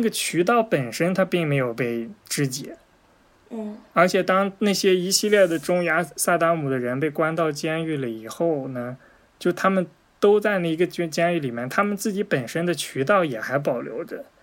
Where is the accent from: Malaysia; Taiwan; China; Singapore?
China; 咱们作为中国人